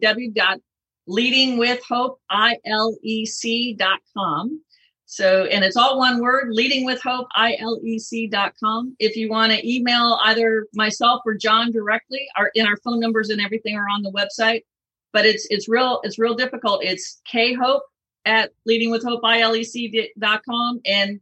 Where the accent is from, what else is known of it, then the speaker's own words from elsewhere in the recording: Southern California, United States; moved away; I grew up in Southern California and then lived quite a long time in California as well.